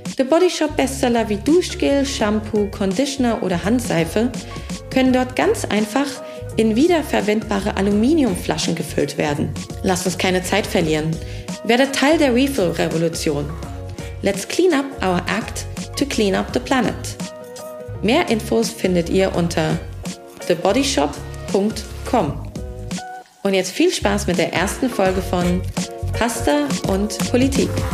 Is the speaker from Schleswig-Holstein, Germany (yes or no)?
no; Hesse, Germany; moved away as an adult; also born or lived in London; now in Berlin, Germany; Ich komme aus Hessen und bin einfach sehr, sehr hessisch